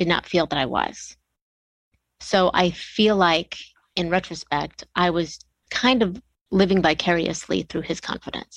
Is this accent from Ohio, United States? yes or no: yes; Bellevue, Ohio, United States; born or raised there; now in Atlanta, United States